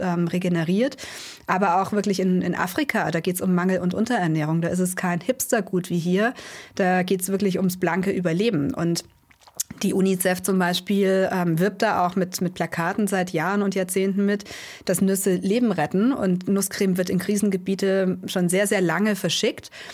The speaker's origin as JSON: {"language": "German", "area": "Allgäu", "region": "Bavaria", "country": "Germany", "tie": "born or raised there", "said": "Wir sind gebürtig aus dem Allgäu"}